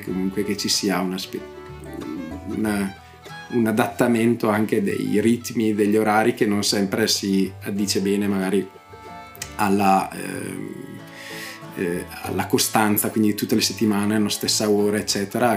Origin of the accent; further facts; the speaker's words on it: Bedizzolo, Lombardy, Italy; io appunto sono nato a Bedizzolo